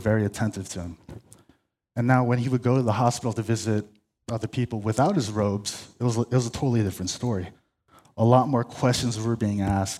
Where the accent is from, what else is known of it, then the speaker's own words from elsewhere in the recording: La Cañada Flintridge, California, United States; I'm from La Cañada.